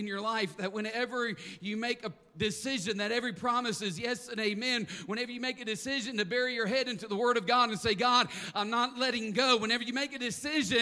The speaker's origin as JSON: {"language": "English", "region": "the South", "country": "United States", "said": "I am from the South"}